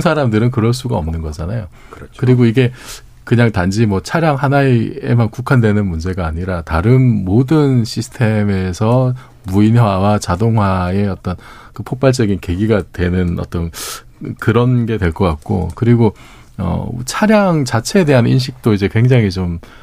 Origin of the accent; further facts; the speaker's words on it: Busan, South Korea; moved away; 제가 고향이 부산인데